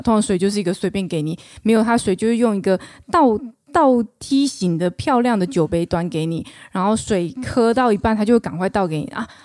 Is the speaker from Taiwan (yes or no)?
yes; Taichung, Taiwan; 小妹我是来自于台中，台中哎。市，土生土长台中人